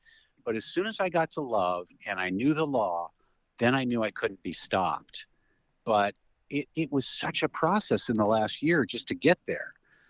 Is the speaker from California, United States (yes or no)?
no; Phoenix, Arizona, United States; I grew up in Phoenix, Arizona.